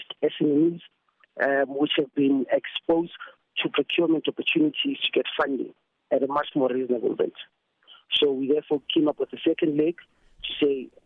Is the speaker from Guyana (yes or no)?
no; Vanderbijlpark, Gauteng, South Africa; I'm from Vanderbilt Park